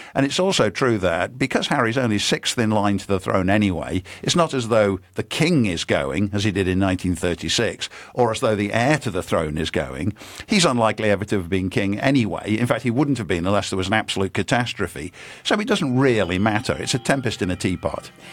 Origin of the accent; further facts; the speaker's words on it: United Kingdom; When I was growing up in Britain